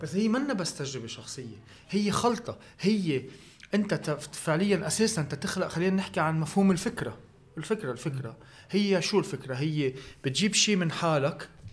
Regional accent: Lebanon; الكلتور تبعنا نحن كلبنانيه

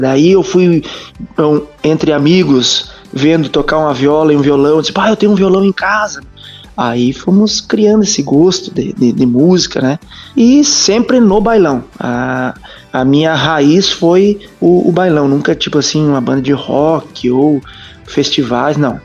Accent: Soledade, Rio Grande do Sul, Brazil; now in Concórdia, Brazil; Eu sou do Rio Grande do Sul, sou ali de Soledade

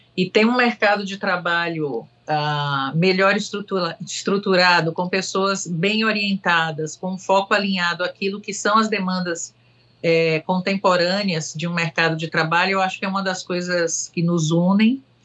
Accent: Salvador, Bahia, Brazil; moved away; also born or lived in France; eu sou de Salvador, né? Não só pelo meu sotaque

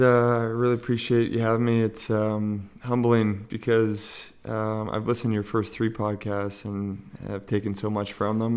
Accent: Montreal, Quebec, Canada; moved away; also born or lived in Ontario; I'm originally from Montreal

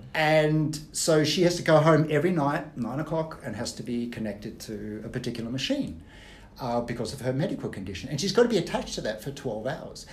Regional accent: Australia; moved away; I grew up in Australia. My parents are Austrian.

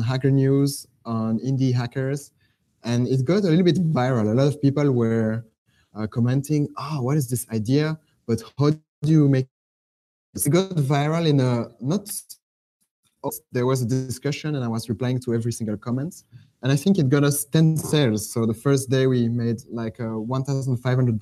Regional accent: Belgium; moved away as an adult; also born or lived in Netherlands; now in Jakarta, Indonesia; I'm actually from Belgium, but I lived in the Netherlands 5 years, and now I'm in Jakarta, in Indonesia.

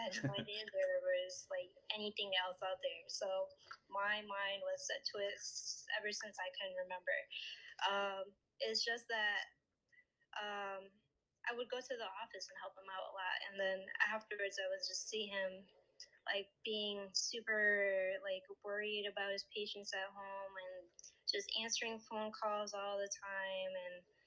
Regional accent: Connecticut, United States; I was born and raised in Connecticut

